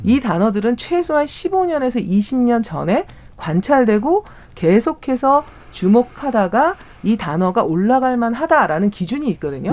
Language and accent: Korean; South Korea; 저는 어, 대한민국에서 태어난